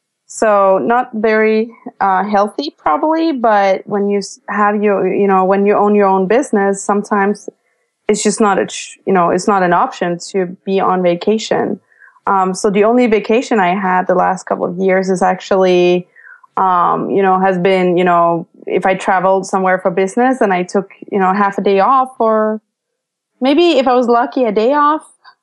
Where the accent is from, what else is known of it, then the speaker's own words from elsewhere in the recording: Denmark; I'm from Denmark, but at this point I feel like I'm a mix of all the places I've been to and all the places I lived